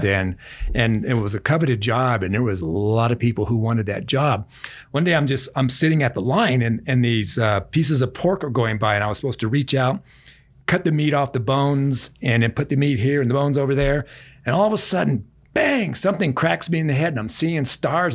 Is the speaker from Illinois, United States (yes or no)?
no; Omaha, Nebraska, United States; Ended up in an orphanage, a boys' town in Omaha, Nebraska